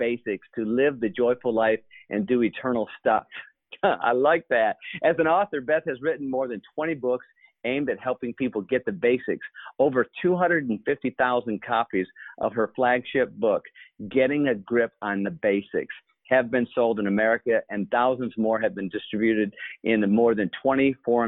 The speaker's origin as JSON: {"language": "English", "town": "Grand Blanc", "region": "Michigan", "country": "United States", "moved": "as an adult", "said": "I'm originally from Michigan"}